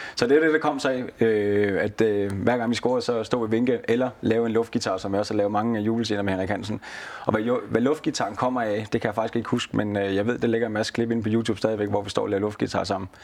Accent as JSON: {"language": "Danish", "town": "Næstved", "region": "Zealand", "country": "Denmark", "also_born_or_lived": "Haderslev", "moved": "as an adult", "said": "jamen jeg er jo fra Næstved, men jeg er jo københavner i, i de jyske øjne"}